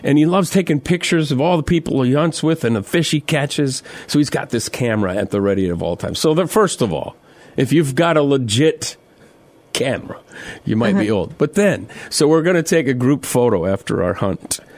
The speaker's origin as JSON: {"language": "English", "town": "Mitchell", "region": "South Dakota", "country": "United States", "tie": "born or raised there", "moved": "yes", "said": "my hometown of Mitchell, South Dakota"}